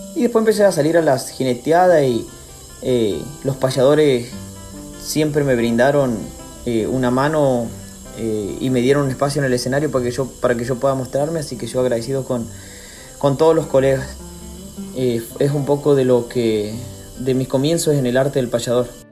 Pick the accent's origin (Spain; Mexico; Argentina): Argentina; Gancedo, Chaco; soy de Gancedo, un pueblo del Chaco